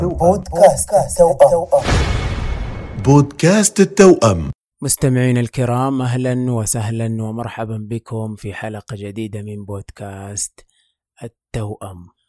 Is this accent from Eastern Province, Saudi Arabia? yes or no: no; Mecca, Makkah Province, Saudi Arabia; عندنا في مكة في الحج يعني من بدري تتعلم إنك كيف تعتمد على نفسك